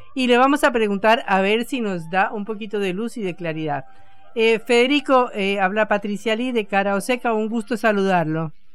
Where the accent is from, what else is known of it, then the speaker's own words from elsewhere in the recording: Colombia; now in Argentina; en mi país, porque yo soy colombiana